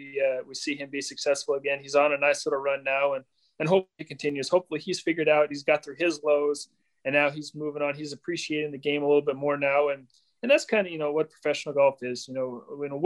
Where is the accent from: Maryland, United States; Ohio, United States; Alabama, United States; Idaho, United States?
Idaho, United States; also born or lived in Iowa; I was born in Iowa, raised in Idaho.